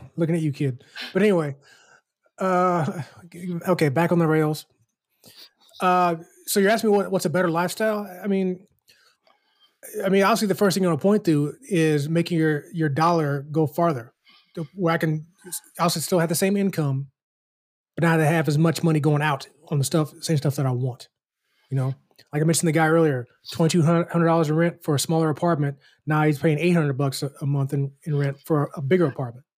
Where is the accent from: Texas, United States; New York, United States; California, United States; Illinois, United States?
Illinois, United States; moved away; Illinois, where my hometown is